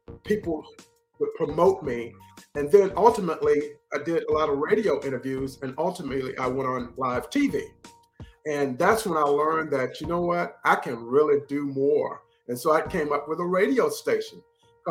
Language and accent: English; North Carolina, United States; moved away as an adult; my hometown in North Carolina